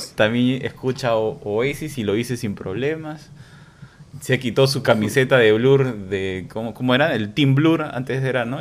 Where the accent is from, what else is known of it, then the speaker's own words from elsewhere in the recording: Peru; crecimos en Perú